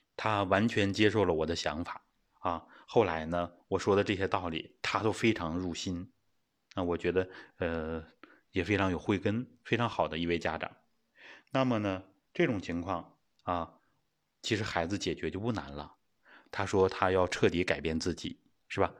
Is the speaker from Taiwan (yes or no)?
no; China; 我们中国人就是吃肉的，自古都是吃肉的